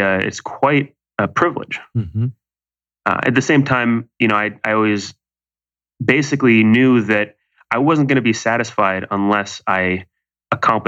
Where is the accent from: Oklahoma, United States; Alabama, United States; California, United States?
California, United States; Malibu; now in New York City, United States; I grew up in Malibu, California, where there happen to be fabulously wealthy people who have everything